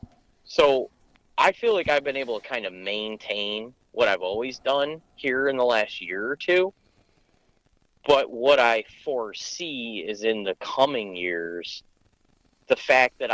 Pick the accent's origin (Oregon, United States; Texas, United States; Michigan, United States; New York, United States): Michigan, United States; my home state of Michigan